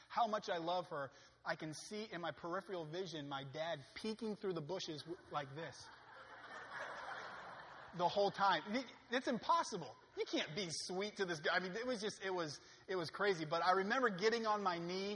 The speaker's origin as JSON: {"language": "English", "region": "Maine", "country": "United States", "said": "I'm from Maine"}